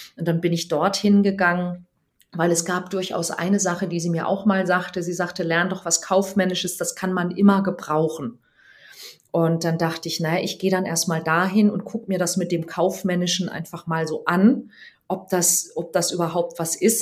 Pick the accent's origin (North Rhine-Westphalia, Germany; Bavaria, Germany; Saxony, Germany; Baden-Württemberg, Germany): Baden-Württemberg, Germany; Weinheim; moved away as an adult; now in Hamburg, Germany; ich bin geboren in Weinheim an der Bergstraße. Das ist zwischen Darmstadt und Heidelberg und ähm, bin dort in einem 10.000 Seelen Kaff